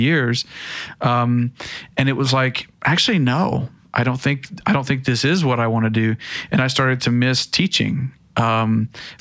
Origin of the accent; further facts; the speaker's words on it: hometown near Vanderbilt, Tennessee, United States; also born or lived in Austria; this amazing university basically in my hometown